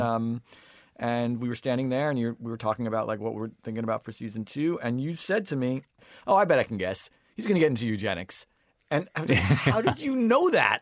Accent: Long Island, New York, United States; growing up on Long Island

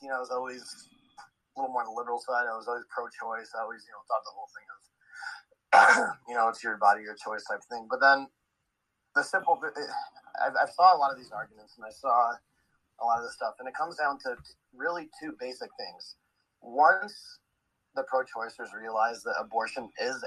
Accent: Chicago, Illinois, United States; I'm actually from Chicago

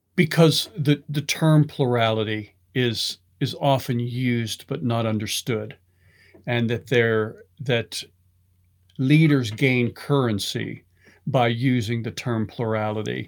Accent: Pittsburgh, Pennsylvania, United States; growing up in Pittsburgh, my, my grandfather was a carpenter in a steel mill

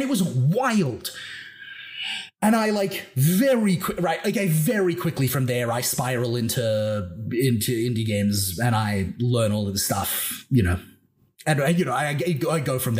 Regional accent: Australia; born there; Yeah. I mean, I am Australian by birth.

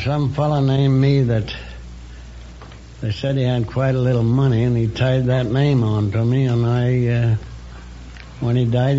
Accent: Goodland, Indiana, United States; I was born in Indiana.

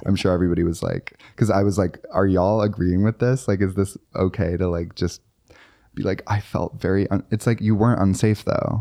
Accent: Chicago suburbs, Illinois, United States; now in New York City, United States; I say I'm from Chicago when really I'm, like, from the burbs

